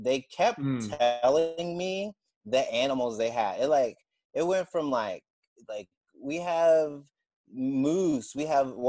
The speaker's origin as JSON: {"language": "English", "region": "Mississippi", "country": "United States", "said": "I'm from Mississippi."}